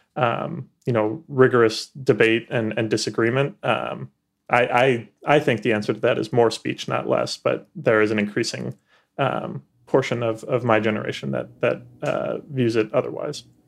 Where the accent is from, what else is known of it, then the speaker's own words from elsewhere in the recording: Chicago, Illinois, United States; moved away as an adult; now in Washington, D.C., United States; I'm from Chicago originally